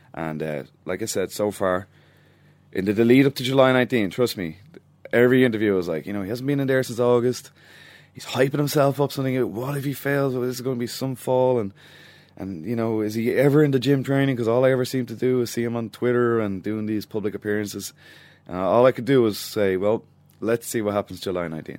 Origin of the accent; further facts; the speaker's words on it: Dublin, Leinster, Ireland; my hometown